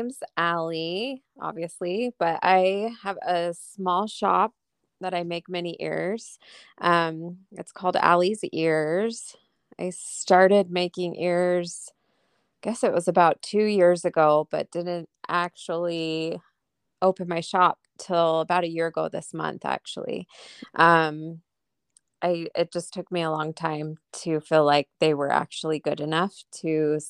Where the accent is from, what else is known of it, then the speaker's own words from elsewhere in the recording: Atlanta, Georgia, United States; I grew up in Atlanta, so I was pretty close, but we went once.